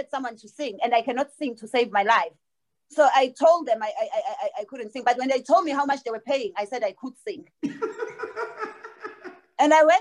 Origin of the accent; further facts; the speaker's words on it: South Africa; I was born in South Africa